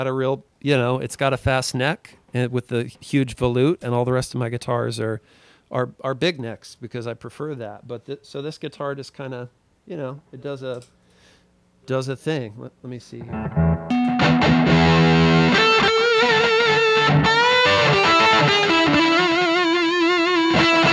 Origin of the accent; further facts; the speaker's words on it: Missouri, United States; moved away; I'm originally from Missouri